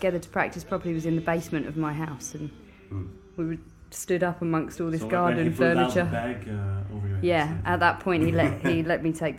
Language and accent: English; Ireland; I'm coming from Ireland, so Ireland rains every day of the year.